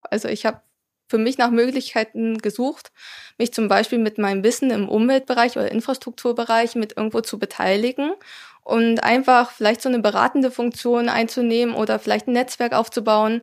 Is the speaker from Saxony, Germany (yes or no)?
yes; area around Zittau, Saxony, Germany; moved away as an adult; also born or lived in Weimar / Mittelherwigsdorf; Ich bin in der Gegend um Zittau aufgewachsen und habe da auch meinen Schulabschluss gemacht